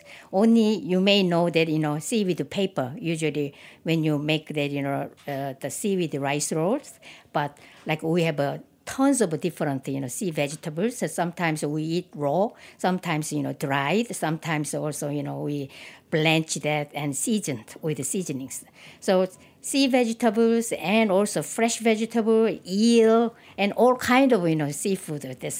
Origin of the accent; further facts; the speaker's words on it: Yeosu, South Jeolla, South Korea; moved away; I was growing up in the city of Yeosu. It's the southernmost tip of Korea, which was just a harbor city and surrounded by all ocean.